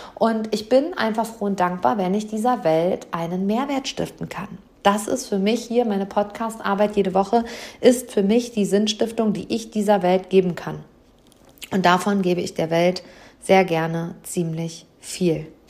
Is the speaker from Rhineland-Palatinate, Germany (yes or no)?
no; Hamm, North Rhine-Westphalia, Germany; hier live vor Ort im Maxi-Park, also in meiner Heimatstadt, im Seminarraum über den Dächern von Hamm